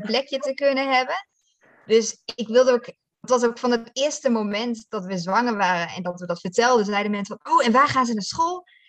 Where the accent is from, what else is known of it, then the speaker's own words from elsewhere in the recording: Netherlands; moved away as an adult; also born or lived in South Africa; now in Malawi; Ik ben vierendertig en opgegroeid in Nederland, maar op mijn achttiende ben gegaan naar Nederland.